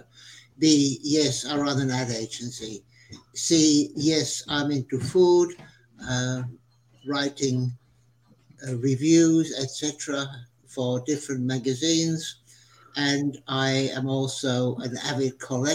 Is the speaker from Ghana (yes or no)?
no; Switzerland; now in Australia; I was born in Switzerland and traveled the world for a few years as a photojournalist and eventually came to Australia in 1973